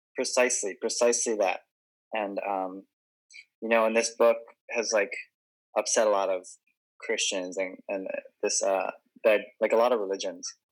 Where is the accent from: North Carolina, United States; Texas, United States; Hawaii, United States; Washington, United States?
Hawaii, United States; also born or lived in Guam; I was born and raised in Hawaii, and I'd never moved in my entire life